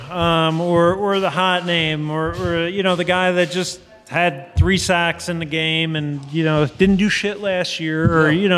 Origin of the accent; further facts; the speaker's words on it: New Jersey, United States; moved away; growing up in Jersey